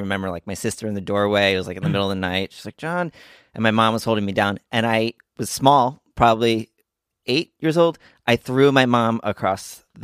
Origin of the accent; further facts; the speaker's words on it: Montgomery, New Jersey, United States; I grew up in Montgomery, New Jersey